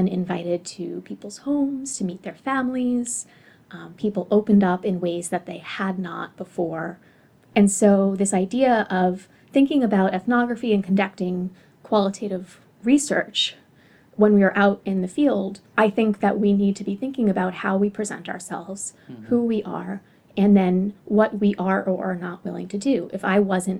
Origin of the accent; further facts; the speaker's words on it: United States; as an American coming in, especially into France